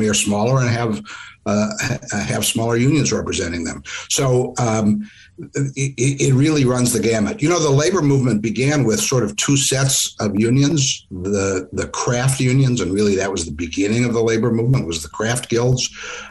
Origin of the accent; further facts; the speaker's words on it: Midwest, United States; When I was growing up in the Midwest